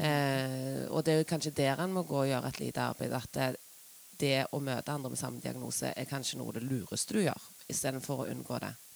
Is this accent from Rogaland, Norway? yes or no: yes; Stavanger, Rogaland, Norway; jeg er jo fra Stavanger